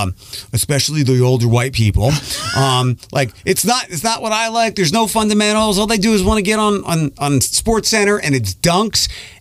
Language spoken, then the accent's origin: English; Philadelphia, Pennsylvania, United States; moved away; I grew up in Philadelphia.